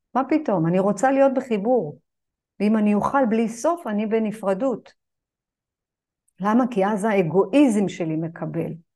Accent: Israel; אני גדלתי בז'בוטינסקי, בשכונה של השיא השכונתית

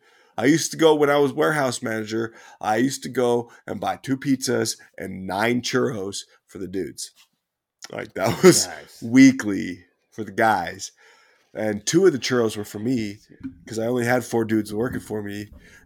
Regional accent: Utah, United States; I'm from Utah. I'm born and raised in Utah.

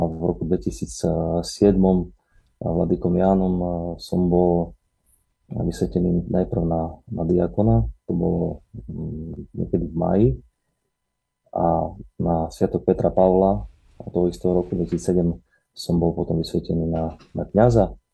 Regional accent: Bardejov, Prešov Region, Slovakia; also born or lived in Košice; pochádzam priamo z Bardiova. Môj otec je zo Stredného Slovenska, mama odtiaľ, z Bardiova. No a viac menej vyrastal som v Bardiove

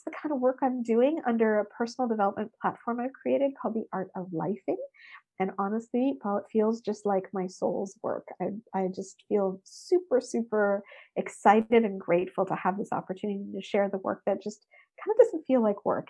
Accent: Canada; I often describe myself as obviously the Canadian girl, but the Indian girl, because my parents were immigrants that came to Canada in the 60s. And so I grew up in what I would say like dual cultures

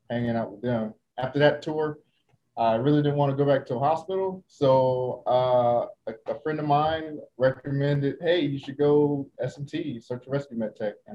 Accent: Sanford, Florida, United States; moved away as an adult; also born or lived in Jacksonville, Florida / Okinawa, Japan; now in Lemoore, United States; I'm originally from Florida, Central Florida, Sanford, Florida to be exact.

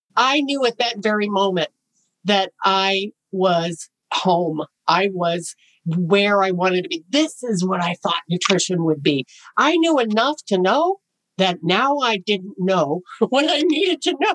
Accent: Chicago, Illinois, United States; I got in with a, a health writer for the Chicago Tribune because I was from Chicago

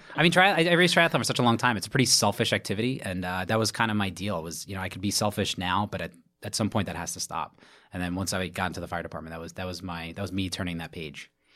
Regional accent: Brooklyn, New York, United States; from Brooklyn, New York, born and raised

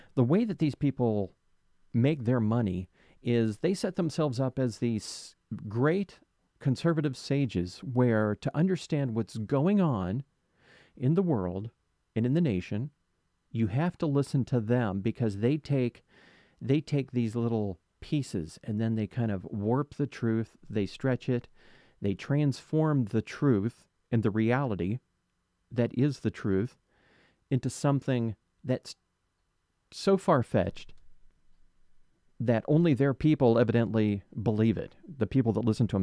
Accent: West Palm Beach, Florida, United States; West Palm Beach, my hometown

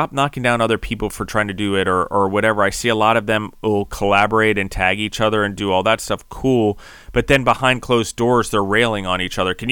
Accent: Maryland, United States; also born or lived in Denver / New York / District of Columbia, United States; I was from Denver, but ultimately people can tell I've spent a lot of time in New York, even though I grew up in Maryland. But I did grow up on a farm in, in DC

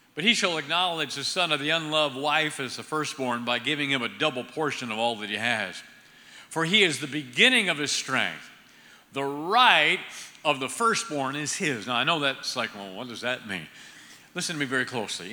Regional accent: Ohio, United States; moved away; I'm originally from Ohio

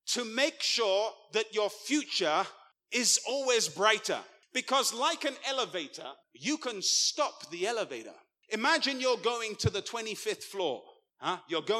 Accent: England, United Kingdom; I'm an Englishman

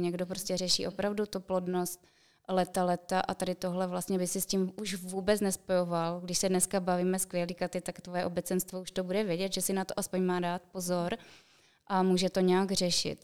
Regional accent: Czechia; u nás v Čechách

